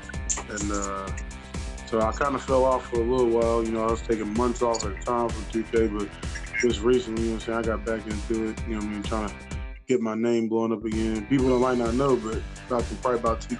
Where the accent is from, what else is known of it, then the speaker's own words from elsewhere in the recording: Chicago, Illinois, United States; I'm from Chicago